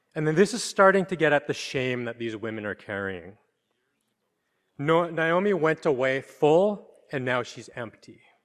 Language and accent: English; Canada; now in New York, United States; I'm from Canada